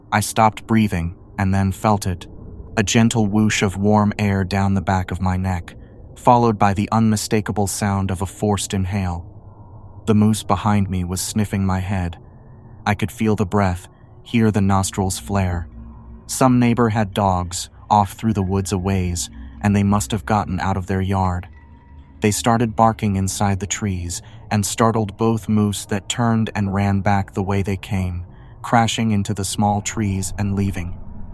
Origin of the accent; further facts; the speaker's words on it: Alaska, United States; I grew up in Alaska, just on the bubble of civilization, sort of. Up there, even in the big cities, you'll get bears and moose and such.